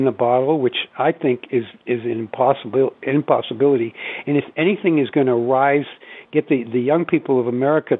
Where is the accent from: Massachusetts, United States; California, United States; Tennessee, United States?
Massachusetts, United States; Wellesley; also born or lived in Boston; where I grew up in Wellesley, Massachusetts